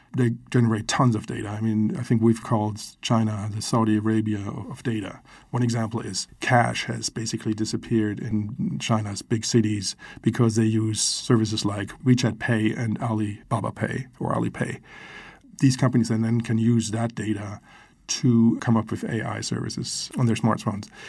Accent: Germany; I grew up in Germany, and when the wall was still up

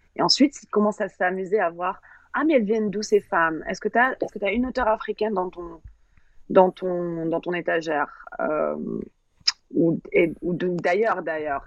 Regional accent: France; on est très, très, arrogant en tant que Français.

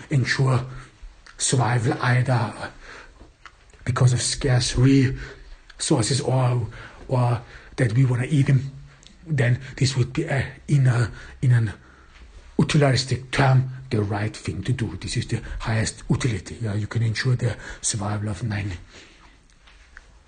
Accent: Vienna, Austria; in Austria, in my home town, or in Vienna

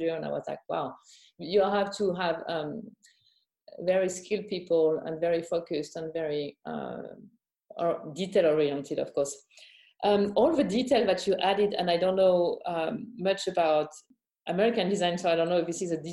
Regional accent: Champagne, Grand Est, France; I was born and raised in Champaign

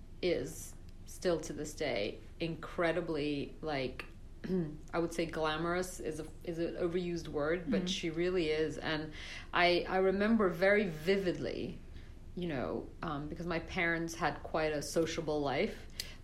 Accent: Brussels, Belgium; So I was living in Brussels. Okay. I grew up in Belgium.

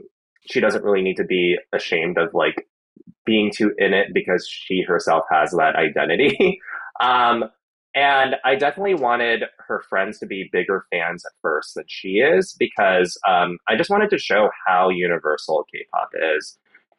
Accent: the South, United States; But also, it was a different time and I was a child growing up in the South.

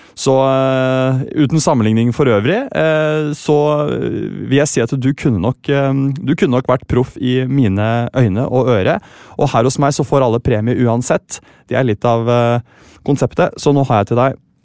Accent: Sandefjord, Vestfold, Norway; Jeg er fra Sandefjord

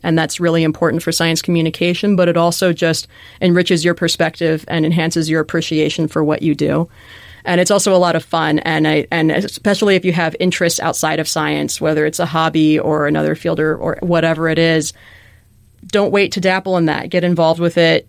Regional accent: Chicago, Illinois, United States; moved away; growing up in Chicago, which has great museums and zoos and aquaria and such

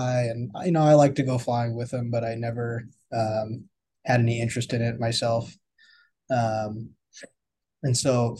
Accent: Seal Beach, California, United States; also born or lived in Burlington, Vermont; I am from Seal Beach, California. I grew up in this area

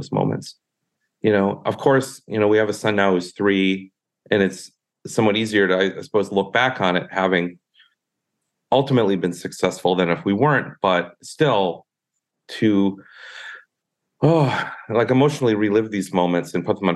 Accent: southern Minnesota, United States; now in California, United States; I'm from southern Minnesota

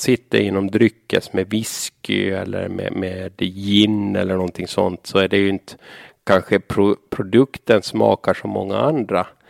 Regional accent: Saltvik, Åland, Åland Islands; also born or lived in Sweden; Jag växte upp i Saltvik, Ötkarby.

